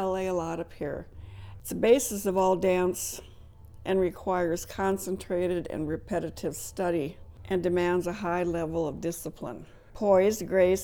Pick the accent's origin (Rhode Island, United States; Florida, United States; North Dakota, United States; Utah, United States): North Dakota, United States; Valley City; moved away as an adult; now in Jamestown, United States; I grew up in Valley City, and we were fortunate enough to have a dance instructor there